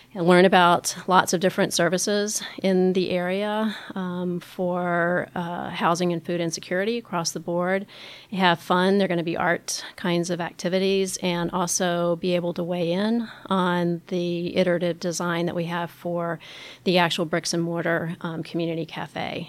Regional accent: Richmond, Virginia, United States; moved away as an adult; also born or lived in Baltimore; My experience of homelessness happened when I was a young adult in my hometown of Richmond, Virginia

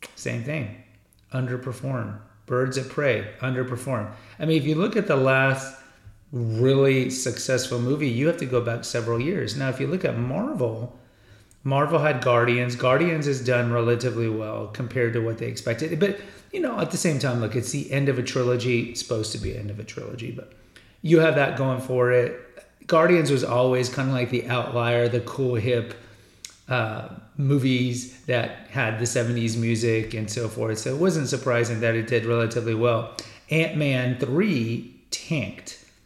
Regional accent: Houston, Texas, United States; also born or lived in San Antonio, Texas / Austin, Texas; I grew up in Houston, and I went to college for my undergrad in San Antonio, and then I lived in Austin

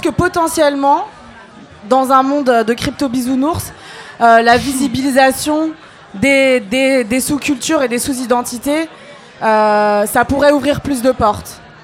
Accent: Algeria; now in France; je parle en tant qu'Algérienne

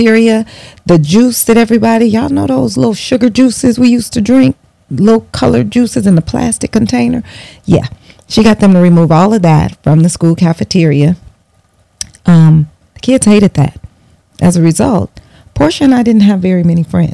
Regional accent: Bellwood, Illinois, United States; I grew up in Bellwood, Illinois, a western suburb of Chicago

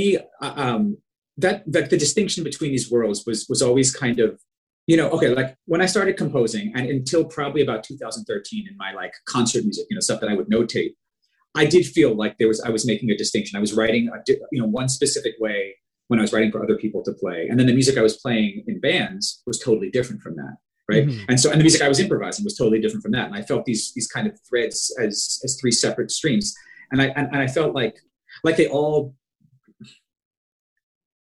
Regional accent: Long Island, New York, United States; I was from Long Island.

